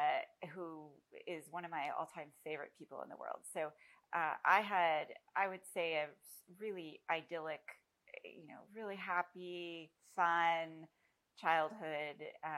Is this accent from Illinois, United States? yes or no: no; San Francisco Bay Area, California, United States; I grew up in the San Francisco Bay Area.